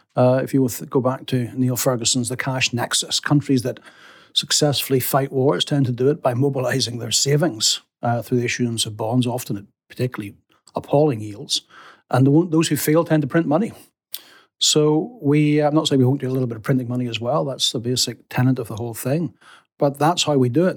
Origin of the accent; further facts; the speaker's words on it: England, United Kingdom; as an Englishman